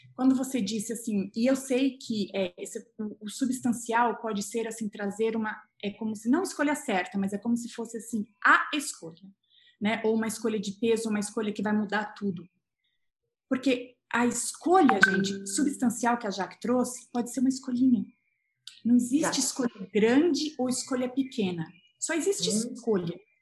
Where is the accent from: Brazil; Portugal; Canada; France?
Brazil; moved away as an adult; also born or lived in England; eu sou brasileira